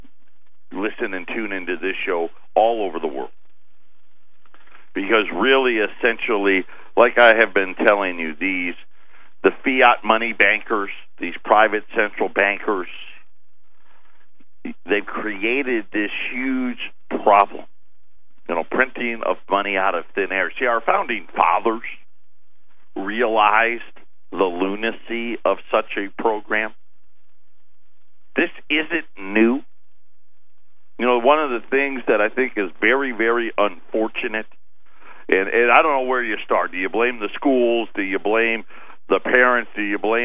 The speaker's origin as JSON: {"language": "English", "town": "Syracuse", "region": "New York", "country": "United States", "tie": "born or raised there", "said": "I was born and raised in Syracuse, New York, upstate"}